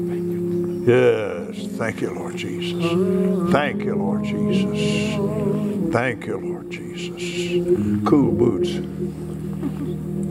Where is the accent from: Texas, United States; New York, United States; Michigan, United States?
Texas, United States; I'm from Texas.